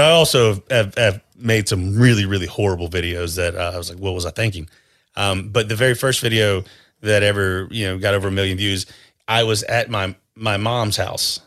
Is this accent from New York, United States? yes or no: no; North Carolina, United States; I grew up in North Carolina